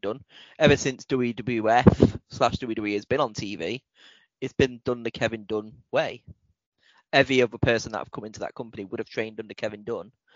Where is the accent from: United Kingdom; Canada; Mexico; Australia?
United Kingdom; we are British